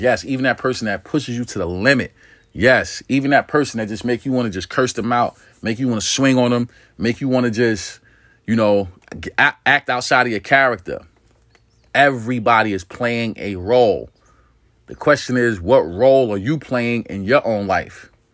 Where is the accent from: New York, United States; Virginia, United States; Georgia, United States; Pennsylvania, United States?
New York, United States; New York City; I'm from New York City